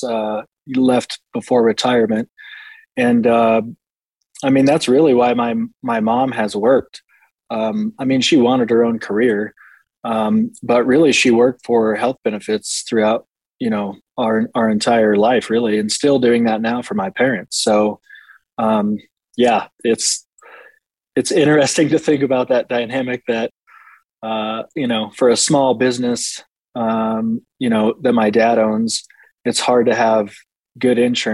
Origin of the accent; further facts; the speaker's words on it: Des Moines, Iowa, United States; moved away as an adult; now in Denver, United States; I was born and raised in Des Moines, Iowa